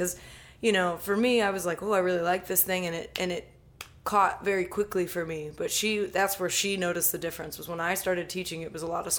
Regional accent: Columbia, Maryland, United States; also born or lived in Dallas, Texas; Moved around a little bit, so I grew up mostly in the Columbia, Maryland area, and then I settled about 7-8 years ago south of Philadelphia.

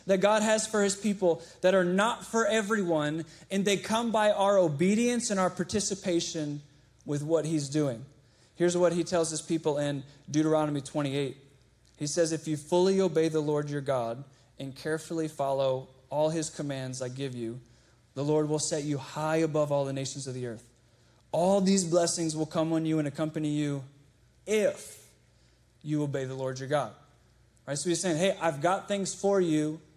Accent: Chesterfield, Virginia, United States; I grew up in Chesterfield.

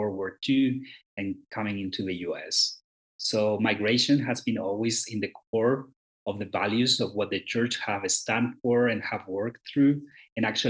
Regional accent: Chile; moved away as an adult; now in Mexico City, Mexico; I was born and grew up in Chile, South America. That's my home country

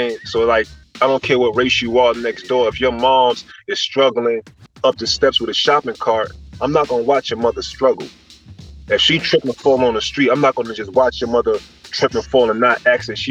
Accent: New York City, New York, United States; I'm from Lafayette, Lewis, and Marcus Garvey

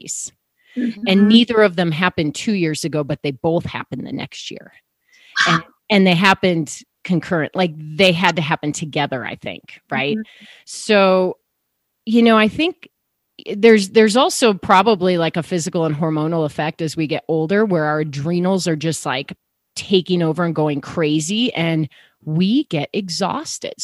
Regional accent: Chicago, Illinois, United States; now in Colorado, United States; I grew up in Chicago, and now I live in Colorado

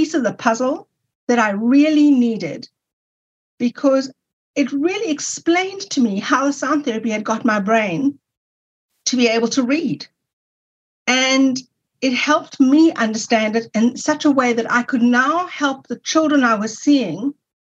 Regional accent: South Africa; I'm from South Africa, when I returned to South Africa, I was able to go to university

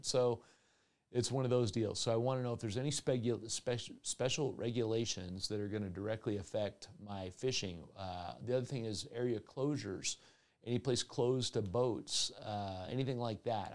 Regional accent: Colorado, United States; Colorado Parks and Wildlife at my home state

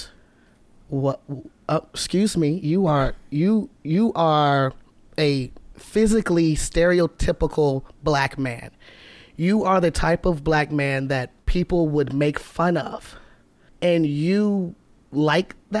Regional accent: Atlanta, Georgia, United States; now in Seattle, United States; I'm from Atlanta

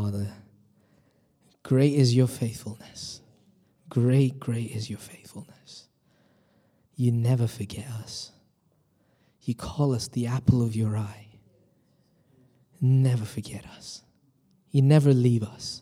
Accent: India; now in United Kingdom; I'm originally from India

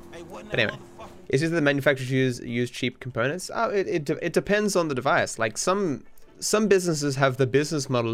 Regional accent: Australia; I'm Australian

